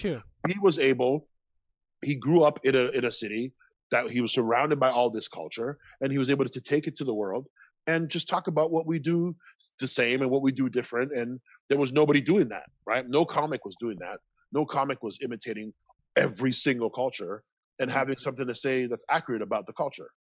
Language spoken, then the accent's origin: English; Toronto, Ontario, Canada; growing up in Toronto, you grew up around Filipinos, Jamaicans, Guyanese, Trinis, Lebanese, Argentinians